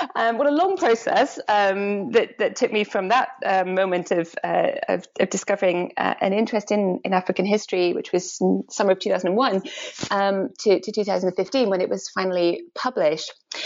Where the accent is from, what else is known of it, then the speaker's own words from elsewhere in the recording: Edinburgh, Scotland, United Kingdom; I grew up in Edinburgh, in Scotland.